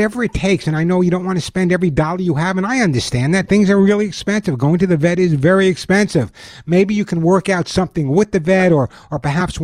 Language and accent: English; East Coast, United States; now in California, United States; I grew up on the East Coast